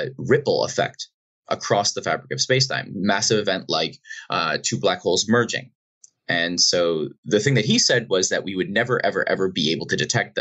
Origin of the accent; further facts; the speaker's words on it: Boston, Massachusetts, United States; now in British Columbia, Canada; I grew up in Boston, outside of Boston in Massachusetts